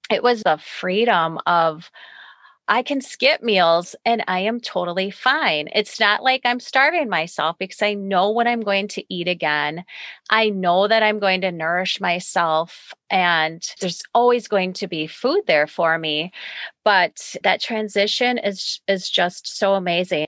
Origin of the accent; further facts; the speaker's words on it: United States; as American